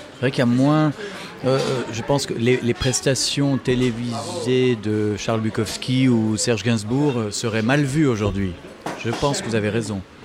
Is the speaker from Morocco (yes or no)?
no; France; je suis français